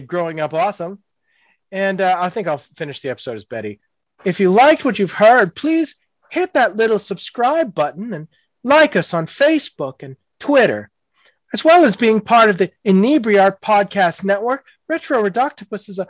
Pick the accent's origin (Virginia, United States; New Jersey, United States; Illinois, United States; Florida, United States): Florida, United States; Tallahassee; I'm actually from Tallahassee